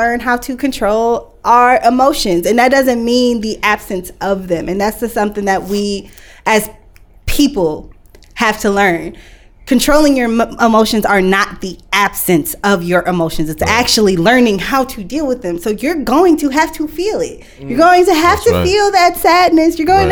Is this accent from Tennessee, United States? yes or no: no; Lansing, Michigan, United States; also born or lived in Detroit; I grew up in Lansing, so everybody's like, the way that I talk, the way that I am, I sound like I'm from Lansing